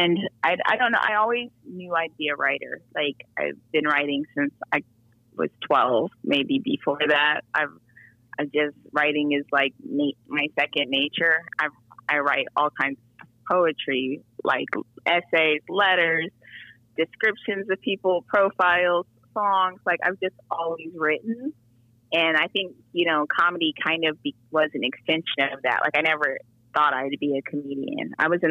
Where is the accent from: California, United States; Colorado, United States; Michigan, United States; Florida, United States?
California, United States; Diamond Bar; now in Atlanta, United States; I'm from San Gabriel Valley. So I grew up in Diamond Bar, California, which is in LA County